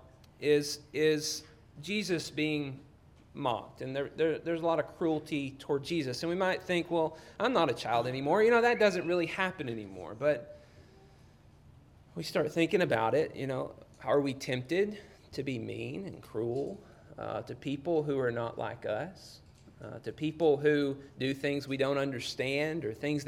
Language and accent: English; Union Hill, Alabama, United States; moved away; where I grew up in North Alabama, a little town called Union Hill.